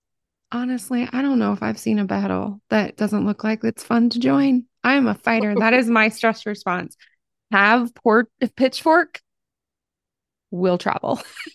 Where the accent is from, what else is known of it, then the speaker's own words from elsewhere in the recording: Ohio, United States; I came from Appalachia. I came from Southern Ohio. But Southern Ohio and Appalachia are two different things.